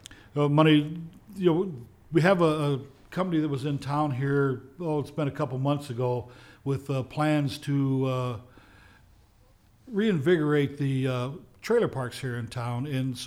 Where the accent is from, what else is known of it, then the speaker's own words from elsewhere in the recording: Kewaunee, Wisconsin, United States; I was born and raised here in Kewaunee, you know, and I love this city. This is going to be home for me, you know, for the rest of my life.